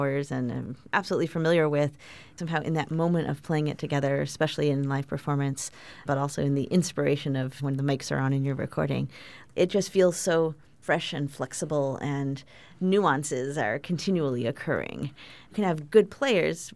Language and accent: English; Chicago, Illinois, United States; We both grew up as students at the Music Institute of Chicago